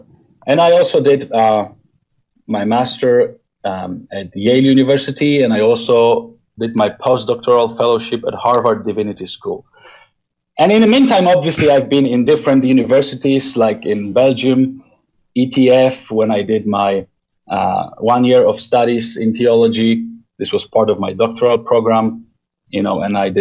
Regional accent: Poland; I was born and raised in Poland in pastoral family

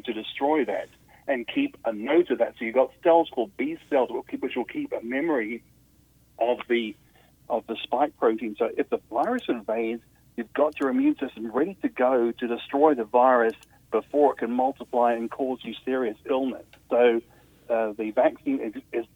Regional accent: Australia; I come from Australia, as you can probably tell

